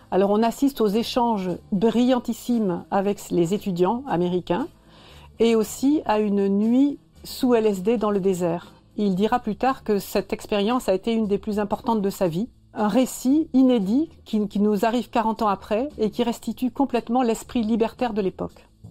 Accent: Brittany, France; also born or lived in Basque Country; now in Bayonne, France; Je suis bretonne

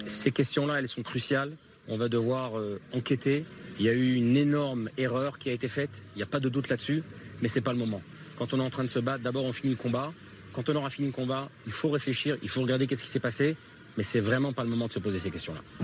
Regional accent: France; now in Israel; quand on vient de France

